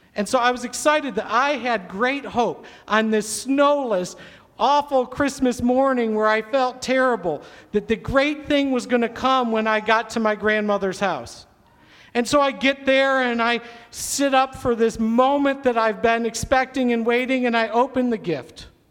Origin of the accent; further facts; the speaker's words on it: Syracuse, New York, United States; I grew up in Syracuse, New York, kind of in the Finger Lakes region